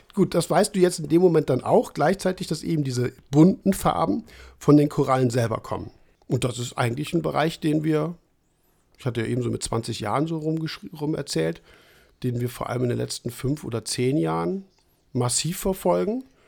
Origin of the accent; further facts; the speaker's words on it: Trier area, Rhineland-Palatinate, Germany; Ecken, wo ich herkomme, wie gesagt, Trierer Raum